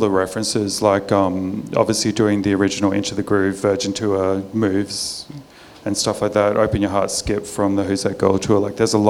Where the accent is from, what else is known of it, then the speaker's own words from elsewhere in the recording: Australia; I'm Australian